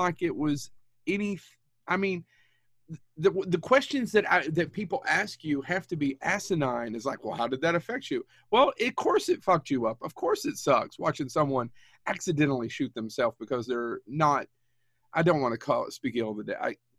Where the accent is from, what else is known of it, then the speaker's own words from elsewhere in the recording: Kentucky, United States; we're from Kentucky